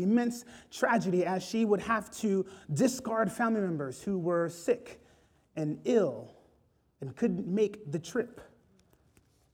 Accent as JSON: {"language": "English", "region": "South Florida", "country": "United States", "said": "I'm from South Florida"}